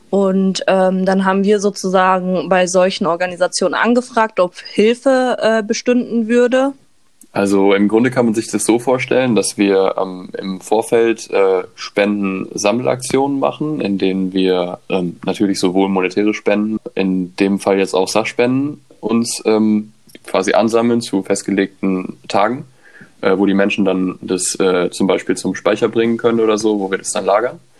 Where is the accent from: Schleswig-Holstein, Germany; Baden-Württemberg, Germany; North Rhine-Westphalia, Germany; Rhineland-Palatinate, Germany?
North Rhine-Westphalia, Germany; Cologne; Ich komme ursprünglich auch aus Köln und nicht aus Dortmund.